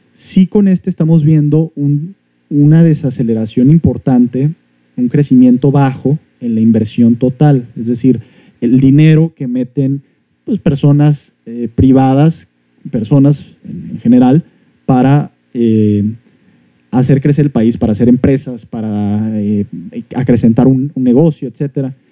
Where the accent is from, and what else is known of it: Mexico